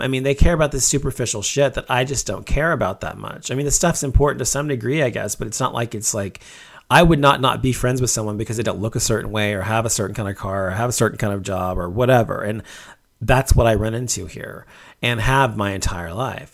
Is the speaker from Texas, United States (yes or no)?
yes; Dallas, Texas, United States; where I grew up in Dallas